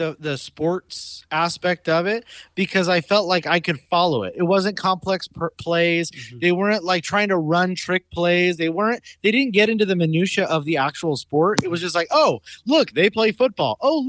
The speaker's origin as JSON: {"language": "English", "region": "California", "country": "United States", "said": "we're all from California."}